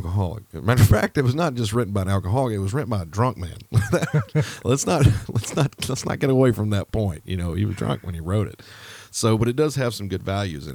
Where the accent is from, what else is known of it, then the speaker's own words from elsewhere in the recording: Alabama, United States; I was raised in Alabama